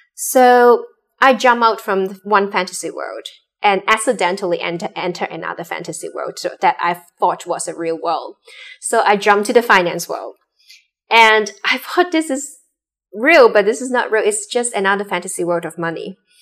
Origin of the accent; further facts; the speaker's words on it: Hong Kong; also born or lived in Boston; I grew up in Hong Kong